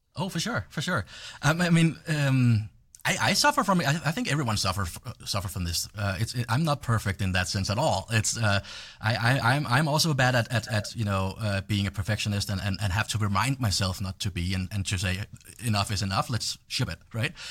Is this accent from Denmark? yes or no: yes; Denmark; moved away; I'm from Europe